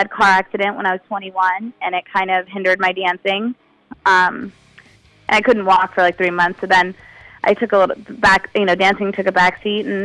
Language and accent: English; Las Vegas, Nevada, United States; I grew up in Las Vegas, so that's there's not a lot of culture there, and um, you know, there's not a lot of art culture.